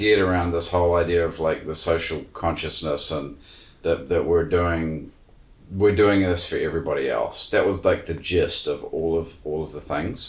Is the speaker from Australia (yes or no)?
no; New Zealand